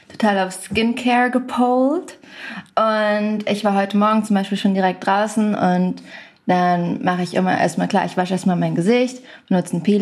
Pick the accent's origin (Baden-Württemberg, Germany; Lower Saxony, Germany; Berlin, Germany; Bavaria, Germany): Berlin, Germany; Ich bin in Berlin. Ich komme ja auch aus Berlin in meiner Wohnung